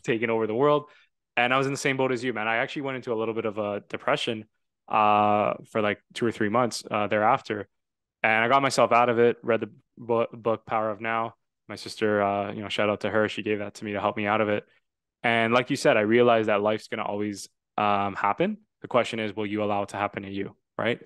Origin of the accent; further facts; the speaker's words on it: Toronto, Ontario, Canada; I'm from Toronto. Love Toronto. I was born there